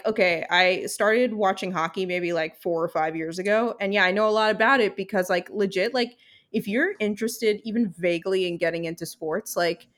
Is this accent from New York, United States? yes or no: yes; New York, United States; because I'm from New York